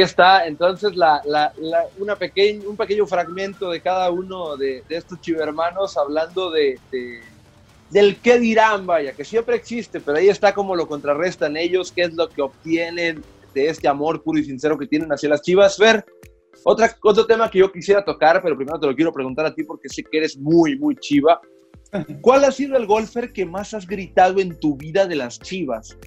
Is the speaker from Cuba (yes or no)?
no; Culiacán, Sinaloa, Mexico; Yo soy de Culiacán